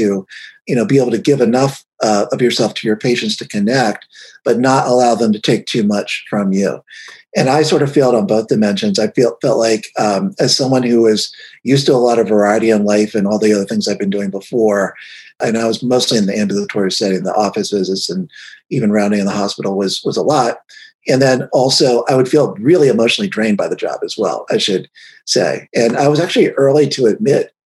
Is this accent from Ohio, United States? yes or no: yes; Cincinnati, Ohio, United States; I grew up in Cincinnati, Ohio